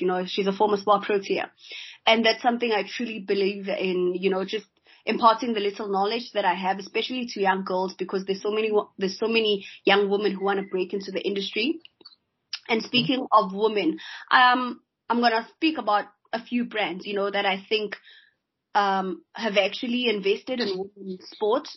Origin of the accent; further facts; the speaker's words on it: South Africa; as a South African man